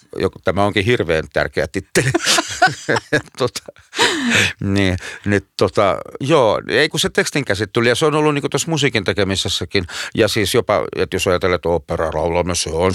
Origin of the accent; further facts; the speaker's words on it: Lahti, Päijät-Häme, Finland; moved away as an adult; Mä oon Lahdesta syntyisin.